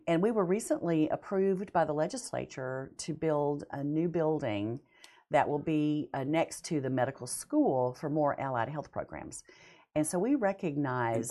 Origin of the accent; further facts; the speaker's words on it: Montana, United States; moved away as an adult; also born or lived in Weatherford, Texas / Dallas area, Texas / Bonham, Texas / Tennessee; now in Huntsville, Texas, United States; I was born in Weatherford and lived in Texas oh. in the Dallas area and Bonham area until I was five. Moved to Montana, never grew up in Texas